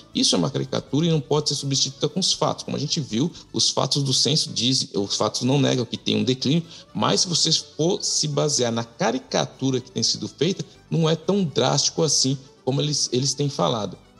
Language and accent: Portuguese; Brazil; now in Quebec, Canada; eu sou imigrante, venho do Brasil, eu falo francês, falo inglês, falo português, mas se na minha casa eu falo mais português do que francês